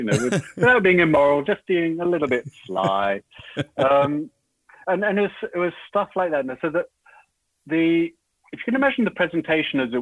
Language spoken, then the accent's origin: English; United Kingdom; moved away as an adult; now in Sydney, Australia; as a Brit, well, Brit and Australian citizenship, but, you know, grew up as a Brit